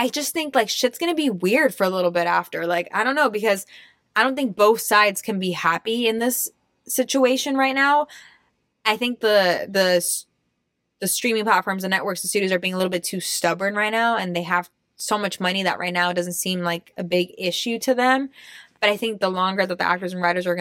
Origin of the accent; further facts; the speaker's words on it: Austria; moved away; I grew up in Austria